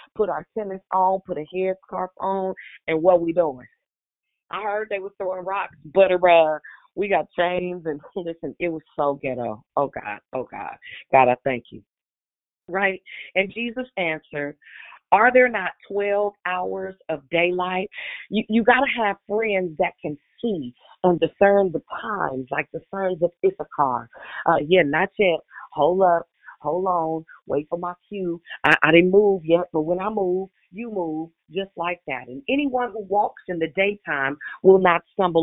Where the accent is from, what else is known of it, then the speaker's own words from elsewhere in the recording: Richmond, United States; I'm from Richmond